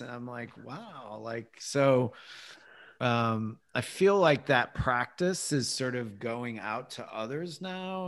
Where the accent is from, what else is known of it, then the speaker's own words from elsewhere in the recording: Midwest, United States; as a boy growing up in the Midwest